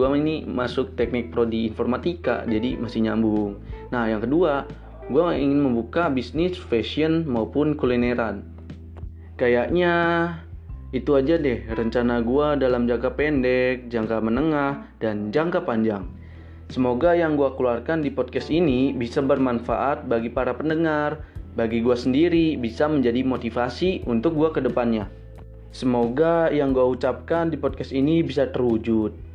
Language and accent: Indonesian; Serang, Banten, Indonesia; now in Lampung, Indonesia; harus bisa mandiri karena gua merantau dari Serang ke Lampung.